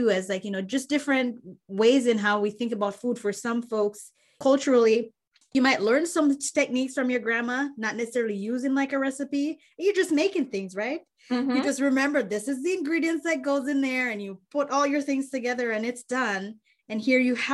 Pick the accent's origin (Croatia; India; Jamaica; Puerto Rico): Jamaica; I'm Jamaican